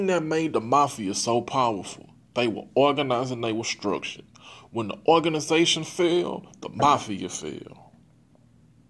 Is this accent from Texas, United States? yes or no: yes; Texas, United States; I'm from Texas